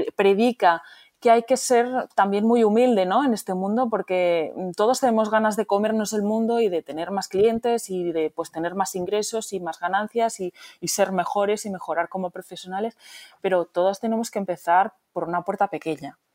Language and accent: Spanish; Barcelona, Catalonia, Spain; moved away; yo soy de origen polaco, pero crecida en Barcelona, eh, mm. donde somos bilingües porque hablamos español y catalán. Y mm. encima, pues en casa en polaco